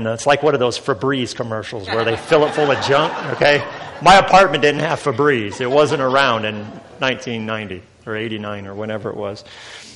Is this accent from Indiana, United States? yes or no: yes; Northern Indiana, United States; I'm from Northern Indiana.